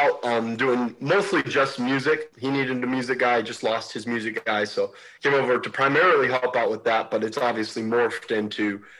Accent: Albany, Oregon, United States; moved away; So I grew up in Albany, Oregon at Harvest Baptist Church. My parents were the youth pastor for 19 years there. So I grew up in church my whole life.

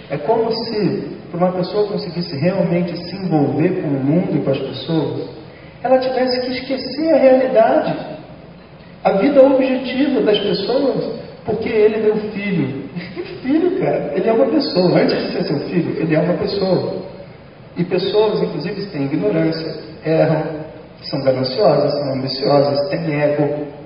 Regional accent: Rio de Janeiro, Brazil; Eu moro no Rio de Janeiro que é onde eu nasci, e eu acho que uma pessoa deve viver onde ela nasceu.

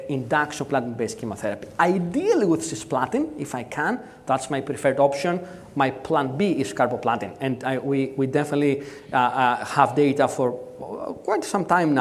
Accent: Athens, Attica, Greece; I'm from Athens

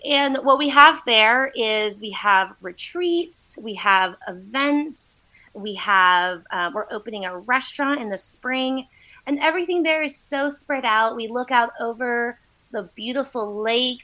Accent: Asheville, North Carolina, United States; also born or lived in China; I was all pretty much born and raised here in Asheville

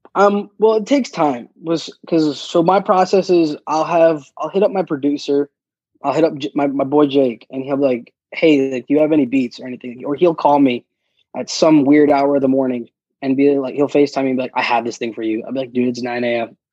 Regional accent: New York City, New York, United States; I grew up in Queens pretty much with my mom's side of the family

